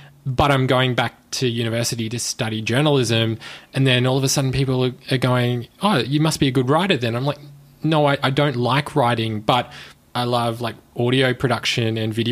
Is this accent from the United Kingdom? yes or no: no; Brisbane, Queensland, Australia; also born or lived in Melbourne; I grew up mostly in Brisbane. I was born in Melbourne, but grew up in Queensland.